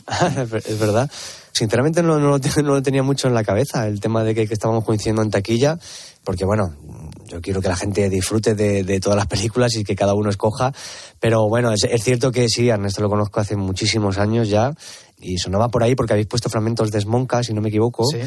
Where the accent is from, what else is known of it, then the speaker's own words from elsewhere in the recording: El Provencio, Castilla-La Mancha, Spain; es un pueblo en el que yo he nacido, he crecido